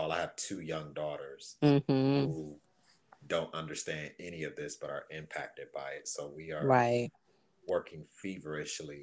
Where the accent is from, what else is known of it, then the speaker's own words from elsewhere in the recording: Detroit, Michigan, United States; I grew up in Detroit